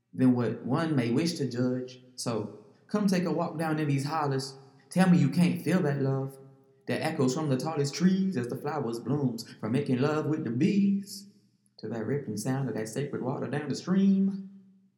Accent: Farmville, Virginia, United States; accent: Southern; moved away; Virginia, that's where I'm from

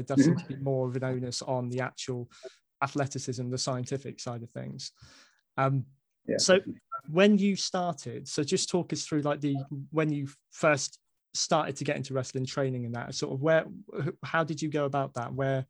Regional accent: Basingstoke, South East England, United Kingdom; moved away as an adult; now in Newton Abbot, United Kingdom; I'm originally from Basingstoke, so Salisbury, again, not too far from sort of my neck of the woods up there.

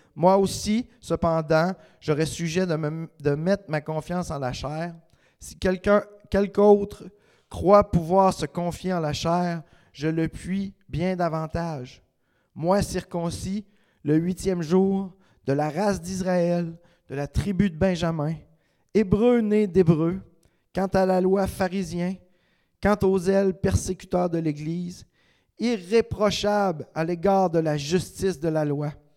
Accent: Quebec, Canada; Je suis un Québécois parce que le reste des Québécois me reconnaissent

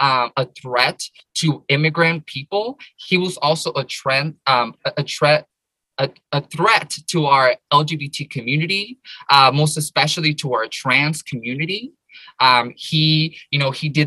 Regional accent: Paramount, California, United States; I grew up in the United States. I grew up in Southern California, in LA, in this little city called Paramount.

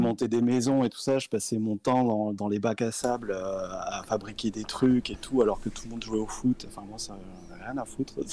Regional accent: a small village near Tarbes, Occitania, France; moved away as an adult; also born or lived in Paris; now in Bordeaux, France; je viens d'un petit village à côté de Tarbes

